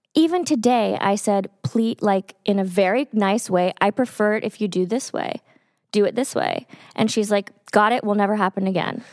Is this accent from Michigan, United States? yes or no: no; Texas, United States; moved away; I grew up in Texas